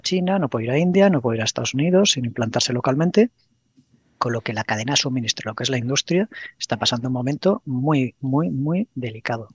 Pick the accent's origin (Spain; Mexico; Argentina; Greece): Spain; Pamplona, Navarre; moved away as an adult; also born or lived in Madrid; Yo soy de Pamplona, yo estaba trabajando en Madrid y, quería volverme a Pamplona